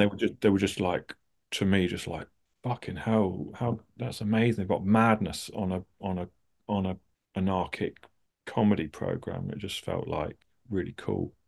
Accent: suburbs of London, United Kingdom; I grew up in, uh, uh, sort of just outside of Lon-, the suburbs of London.

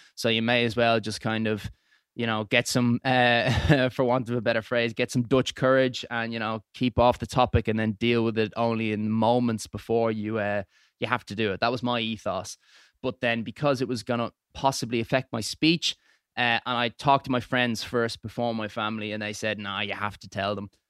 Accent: Dublin, Leinster, Ireland; moved away as an adult; now in England; originally from, uh, Clontarf, moved out to England

